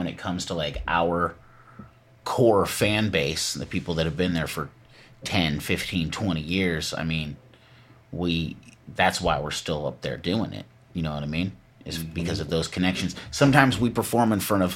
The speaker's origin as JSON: {"language": "English", "area": "Southern Humboldt", "region": "California", "country": "United States", "tie": "born or raised there", "said": "Born and raised in Soho"}